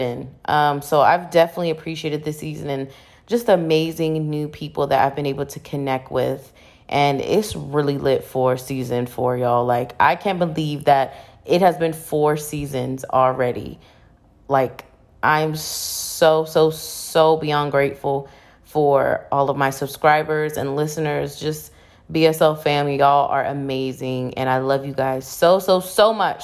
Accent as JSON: {"language": "English", "region": "Virginia", "country": "United States", "tie": "born or raised there", "moved": "as an adult", "lives_now": "Houston, United States", "said": "I really wanna move out of Virginia, like, you know, I love my hometown"}